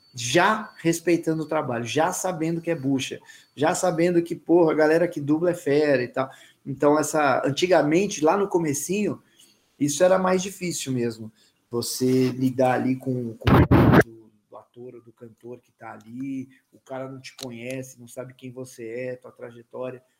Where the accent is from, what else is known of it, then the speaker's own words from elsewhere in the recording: São Paulo, Brazil; eu sou paulista